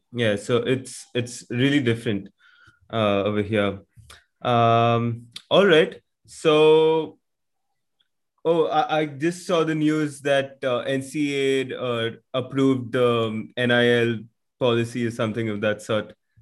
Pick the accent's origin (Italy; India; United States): India; moved away